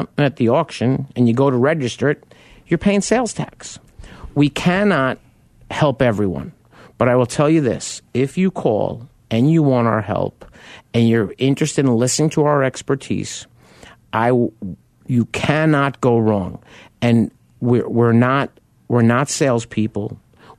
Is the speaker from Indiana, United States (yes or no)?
no; New York, United States; me being a New Yorker